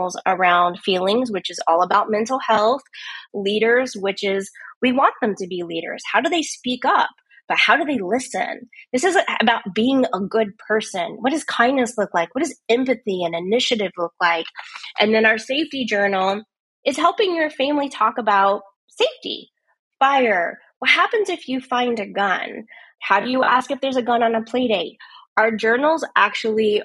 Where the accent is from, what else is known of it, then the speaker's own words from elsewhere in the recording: United States; I'm from the United States